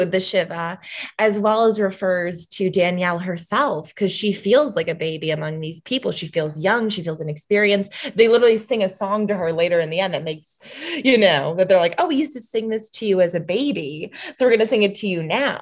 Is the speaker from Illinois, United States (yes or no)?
yes; Chicago, Illinois, United States; I grew up in the North Shore of Chicago, which is predominantly Jewish.